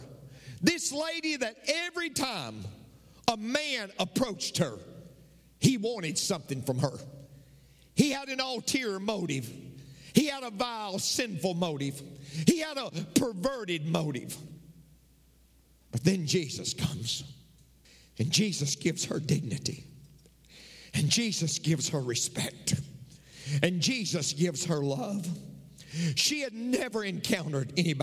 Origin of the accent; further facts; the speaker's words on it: McMinnville, Tennessee, United States; I'm from McMinnville, Tennessee